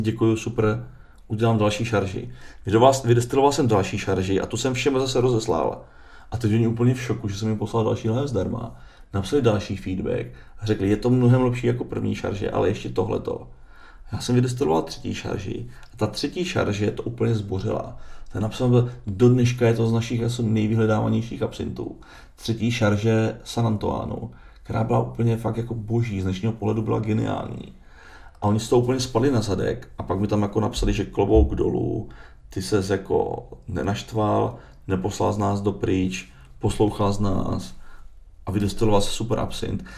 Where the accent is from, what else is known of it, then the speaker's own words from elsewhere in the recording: Moravia, Czechia; já jsem lihovarník z Moravy